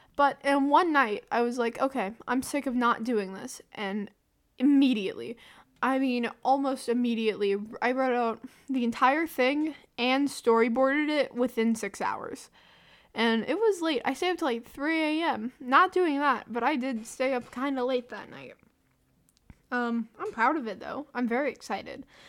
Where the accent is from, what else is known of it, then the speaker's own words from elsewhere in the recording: the South, United States; accent: southern; I'm American. And by saying American, just like saying my own state, my southern accent comes out more.